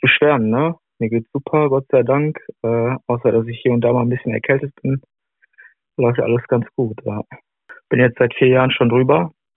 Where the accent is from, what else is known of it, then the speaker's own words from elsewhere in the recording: Dortmund, North Rhine-Westphalia, Germany; hier bei uns in Dortmund